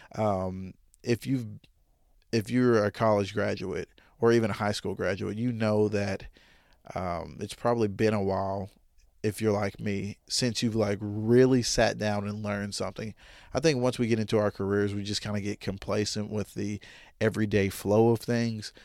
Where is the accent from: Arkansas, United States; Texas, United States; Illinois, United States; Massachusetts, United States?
Arkansas, United States; Jonesboro; I'm from Jonesboro, Arkansas. I've been here my whole life